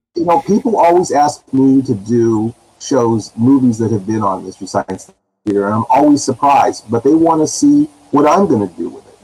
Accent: California, United States; I'm from California

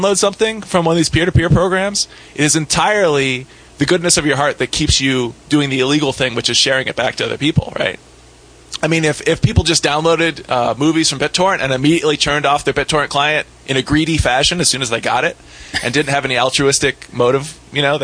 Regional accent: Ohio, United States; I grew up in Ohio

